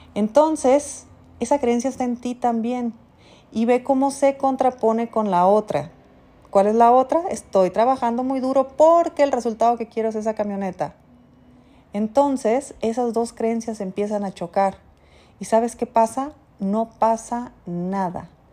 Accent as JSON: {"language": "Spanish", "country": "Mexico", "said": "como mexicana viviendo en mi país"}